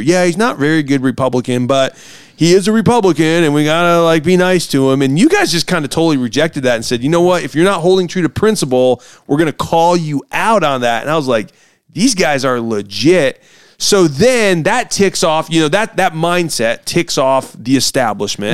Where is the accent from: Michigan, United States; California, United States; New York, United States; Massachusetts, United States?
Michigan, United States; Hillsdale; I grew up in Hillsdale